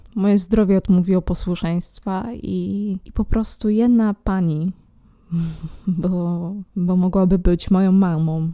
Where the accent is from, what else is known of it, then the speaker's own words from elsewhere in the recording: Poland; moved away as an adult; also born or lived in Netherlands; w moim rodowitym kraju